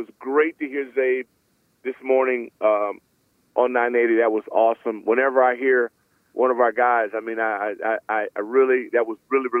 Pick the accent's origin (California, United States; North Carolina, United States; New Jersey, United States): California, United States; Los Angeles; moved away; I grew up in Los Angeles. I had the Lakers and the Dodgers